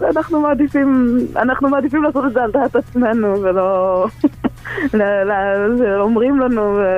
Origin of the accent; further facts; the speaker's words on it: Pardes Hanna-Karkur, Haifa District, Israel; אנחנו מפרדס חנה